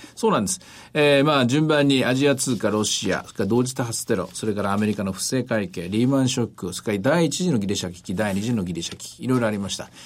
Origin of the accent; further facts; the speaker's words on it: Osaka, Japan; 地元大阪なんでね